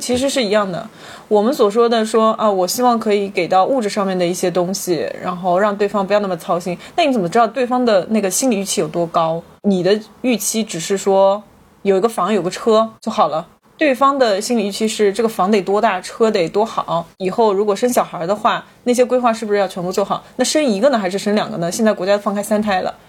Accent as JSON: {"language": "Chinese", "town": "Changzhou", "region": "Jiangsu", "country": "China", "tie": "born or raised there", "moved": "as an adult", "lives_now": "Shanghai, China", "said": "就在我的家乡"}